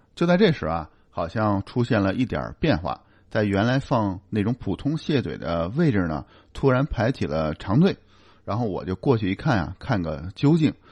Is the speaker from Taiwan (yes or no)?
no; China; moved away as an adult; now in Canada; 虽然我已经在加拿大现在已经住了有五六年了，但我总是希望说我们是从中国来的